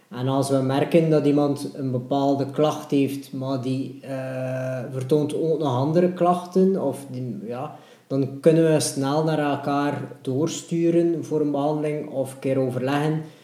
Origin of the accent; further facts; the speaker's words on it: Ostend, Flanders, Belgium; ik ben eigenlijk ook van de Vuurtorenwijk